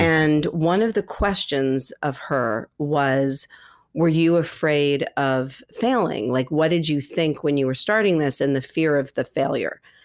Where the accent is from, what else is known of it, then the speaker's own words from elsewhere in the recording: New York City, New York, United States; I grew up here in New York City and I ended up at NYU